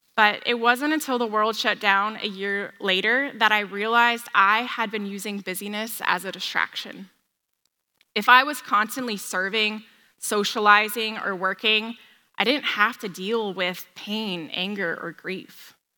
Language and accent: English; San Diego, California, United States; I grew up in San Diego